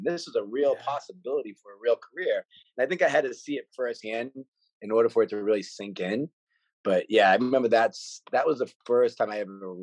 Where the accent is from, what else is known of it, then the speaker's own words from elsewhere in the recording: Worcester, Massachusetts, United States; moved away; I was from Worcester, Mass, which is a pretty big city right outside of Boston